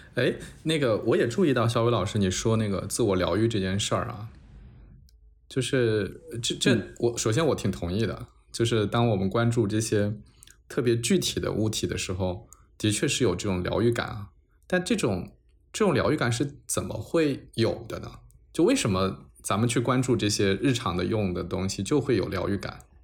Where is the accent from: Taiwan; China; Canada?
China; Changzhou, Jiangsu; 我是江苏人，我是常州人